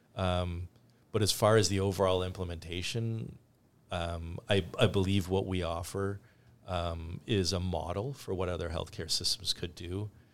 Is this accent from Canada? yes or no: yes; Canada; now in United States; I grew up in Canada